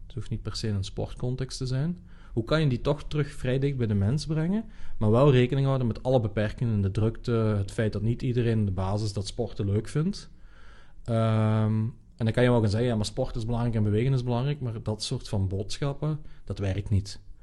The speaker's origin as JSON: {"language": "Dutch", "country": "Netherlands", "said": "als Nederlanders"}